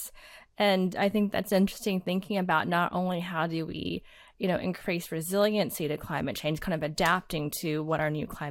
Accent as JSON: {"language": "English", "town": "Houston", "region": "Texas", "country": "United States", "tie": "born or raised there", "said": "growing up in Houston and thinking about our Galveston seawall"}